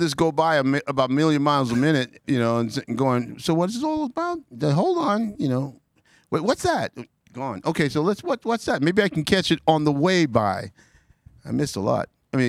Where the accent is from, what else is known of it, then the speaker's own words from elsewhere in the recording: New York City, New York, United States; It was Ozone Park, and it took about 2 hours to get there